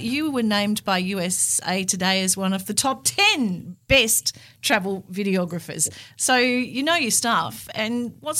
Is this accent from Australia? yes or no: yes; Australia; as Australians